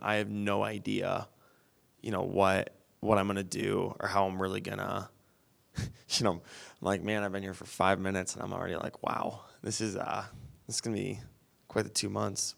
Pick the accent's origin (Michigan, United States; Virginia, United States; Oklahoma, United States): Michigan, United States; Wyoming; where I grew up in Wyoming, it's completely different from the west side, and it's twenty minutes from here